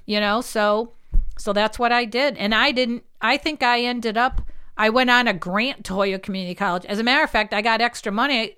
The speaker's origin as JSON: {"language": "English", "town": "Holyoke", "region": "Massachusetts", "country": "United States", "lives_now": "Chicopee, United States", "said": "I always just felt this was, this was home."}